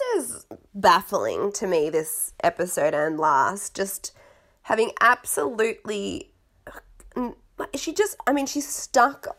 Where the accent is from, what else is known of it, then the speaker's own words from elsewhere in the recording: Australia; accent: mashed up accent; growing up in Australia to a British parent and a Canadian parent